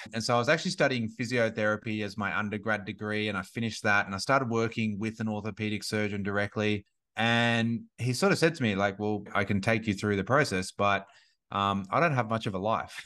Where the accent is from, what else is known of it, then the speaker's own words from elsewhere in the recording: Gold Coast, Queensland, Australia; moved away as an adult; now in Sunshine Coast, Australia; I grew up on the Gold Coast